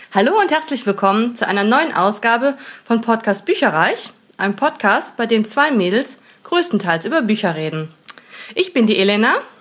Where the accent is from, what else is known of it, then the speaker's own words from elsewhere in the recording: Rhineland, Germany; ich als Rheinländerin habe es halt gehört, dass es nicht so der richtige äh, rheinländische Dialekt ist